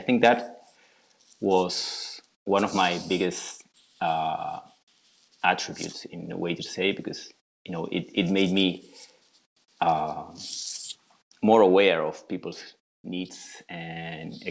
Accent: Buenos Aires, Argentina; moved away as an adult; now in Patagonia, Argentina; I was born and raised in Buenos Aires

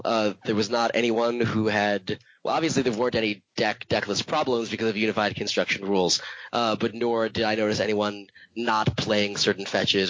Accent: New York, United States; I guess we're doing this. I'm level 3 from New York, New York.

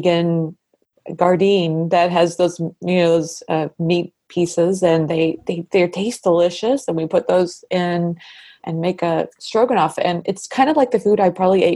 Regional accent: Missouri, United States; I'm from Missouri. I've lived here all my life. I've lived in different parts of Missouri

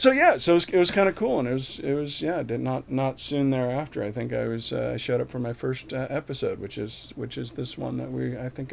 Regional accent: Milwaukee, Wisconsin, United States; I'm from Milwaukee.

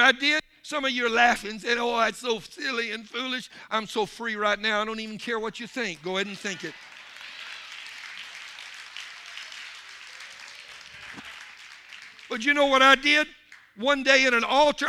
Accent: Louisiana, United States; I'm from Louisiana

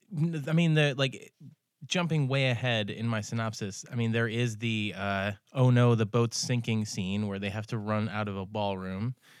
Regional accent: Ithaca, New York, United States; now in Seattle, United States; I'm from Ithaca

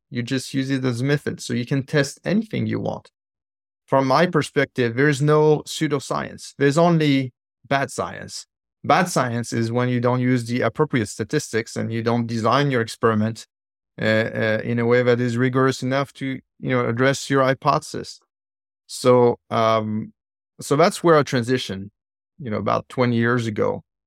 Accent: Île-de-France, France; now in San Diego, United States; I'm from Florence, so I was in suburbs of Paris in the courtyard at school

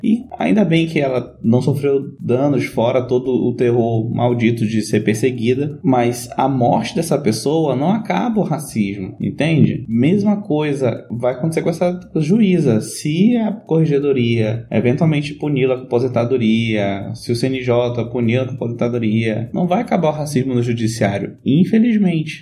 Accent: Amazon, North Region, Brazil; Para minha região, região norte, eu sou amazônida

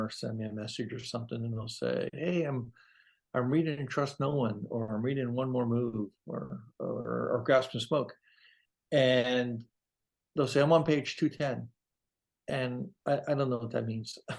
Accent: South Florida, United States; South Florida is my hometown. I was born and raised there.

